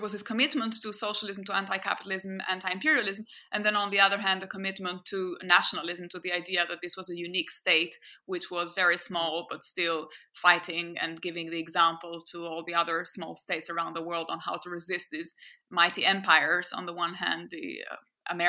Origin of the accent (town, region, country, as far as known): Albania; born or raised there; first language French; English is a second language